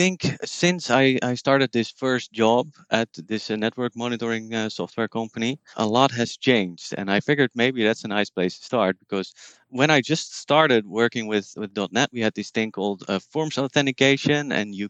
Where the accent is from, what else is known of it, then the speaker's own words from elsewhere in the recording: Netherlands; English is a second language; I'm from the Netherlands. I live in Utrecht